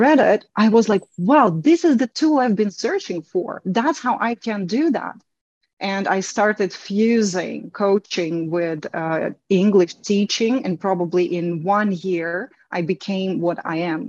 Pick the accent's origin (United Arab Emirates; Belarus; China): Belarus; first language Russian and Belarusian; English is a second language; now in Turkey; my native language is Russian and Belarusian, because I am from Belarus.